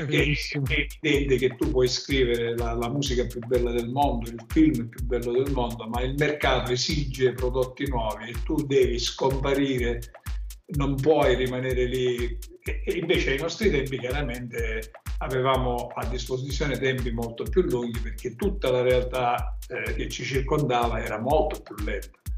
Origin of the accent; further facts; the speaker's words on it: Catania, Sicily, Italy; noi catanesi